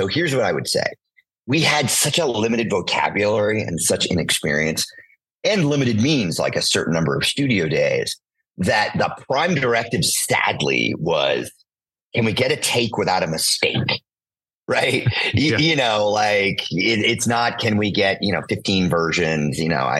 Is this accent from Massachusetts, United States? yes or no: yes; Boston, Massachusetts, United States; I grew up in Boston.